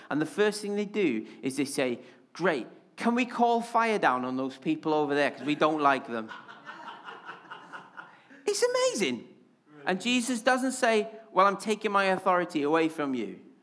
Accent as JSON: {"language": "English", "region": "Wales", "country": "United Kingdom", "accent": "Welsh", "moved": "yes", "lives_now": "Yorkshire, United Kingdom", "said": "I'm especially Welsh when I'm excited or angry"}